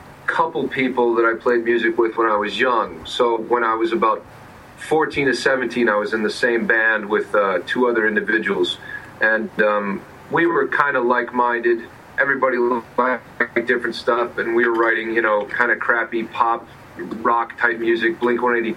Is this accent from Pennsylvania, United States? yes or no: yes; York, Pennsylvania, United States; I grew up in a place called York, small town in Pennsylvania